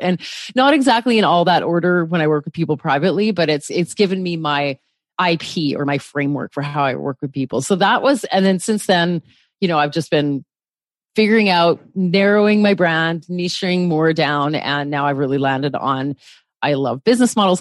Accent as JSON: {"language": "English", "country": "Canada", "said": "I'm a Canadian on the West Coast"}